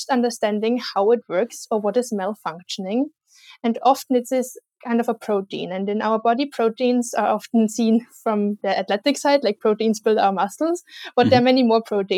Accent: Austria; I come from Austria

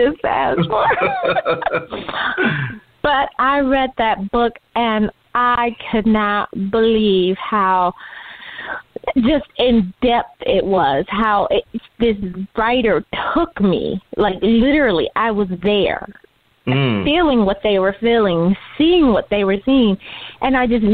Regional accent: Detroit, Michigan, United States; We grew up on Tolkien and Austen and Shakespeare, you know, unlike other kids in Detroit

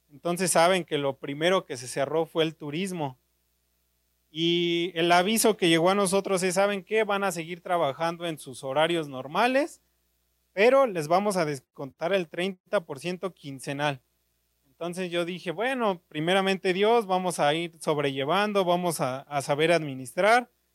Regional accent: Naucalpan, State of Mexico, Mexico; soy de Naucalpan

